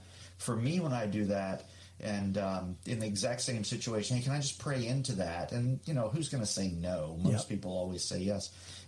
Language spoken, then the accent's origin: English; Virginia, United States; we're from Virginia and, you know, the East Coast and the Bible Belt.